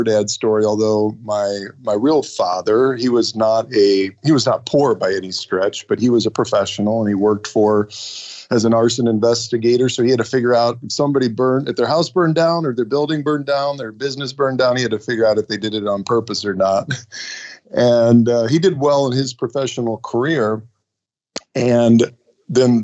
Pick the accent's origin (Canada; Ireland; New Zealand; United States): United States; Ohio; now in Michigan, United States; I was born and raised in Ohio